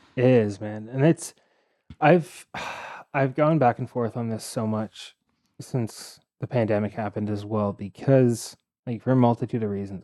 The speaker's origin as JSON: {"language": "English", "town": "Toronto", "region": "Ontario", "country": "Canada", "tie": "born or raised there", "said": "I grew up in Scarborough"}